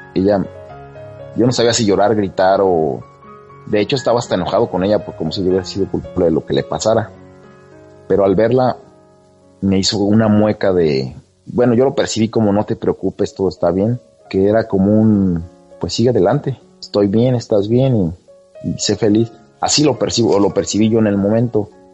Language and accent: Spanish; Mexico; now in California, United States; yo vivo en California, en Estados Unidos, pero soy mexicano.